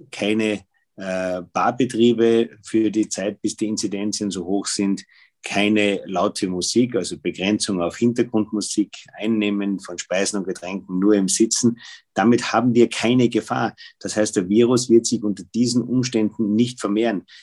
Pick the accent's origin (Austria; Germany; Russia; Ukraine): Austria; Tyrol; Gerade bei uns in Tirol, ich meine, das war ja die gesamte Wintersaison.